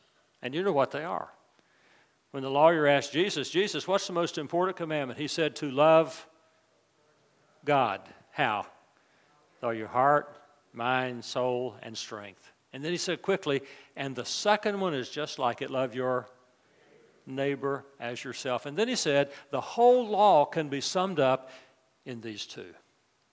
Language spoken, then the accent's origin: English; West Virginia, United States; moved away as an adult; also born or lived in New Orleans; Libby and I grew up in West Virginia